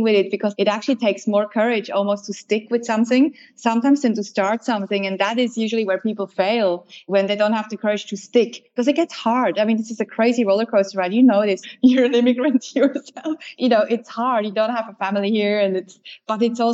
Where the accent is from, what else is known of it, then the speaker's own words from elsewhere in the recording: Switzerland; moved away as an adult; now in Australia; I grew up in Switzerland and then became Australian. I've been here for 14 years.